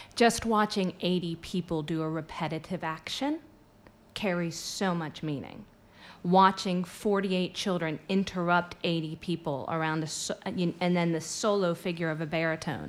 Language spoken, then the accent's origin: English; United States; moved away as an adult; I'm American, um, though I've lived here for quite some time, and so I go between the two countries